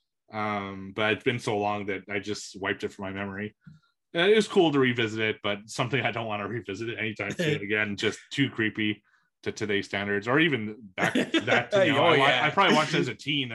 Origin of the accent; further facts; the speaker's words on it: Canada; as a Canadian